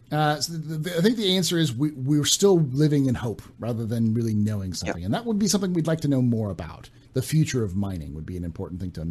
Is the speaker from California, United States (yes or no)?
yes; California, United States; I grew up in California